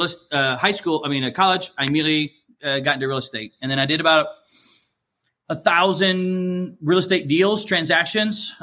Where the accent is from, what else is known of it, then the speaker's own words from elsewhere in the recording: Georgia, United States; moved away as an adult; also born or lived in Chicago; I was born down in Georgia. That's where my whole family's from.